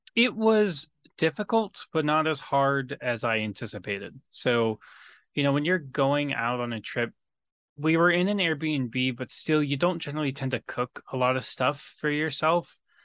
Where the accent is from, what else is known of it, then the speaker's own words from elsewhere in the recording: San Diego, California, United States; living in, growing up in San Diego